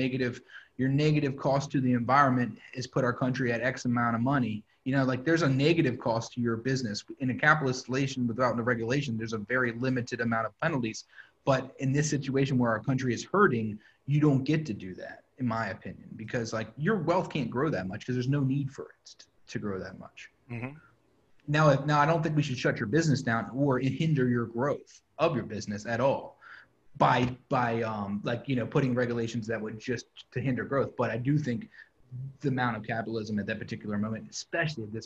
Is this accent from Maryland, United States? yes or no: yes; Kent Island, Maryland, United States; also born or lived in New York; now in Baltimore, United States; I grew up on Ken Island